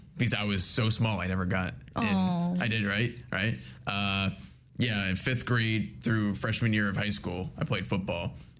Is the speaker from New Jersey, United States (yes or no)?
yes; Annandale, New Jersey, United States; also born or lived in Belleville, New Jersey; as you know. I major in sports media. I'm from Annandale, New Jersey. That's not where I was born. That's where I live currently.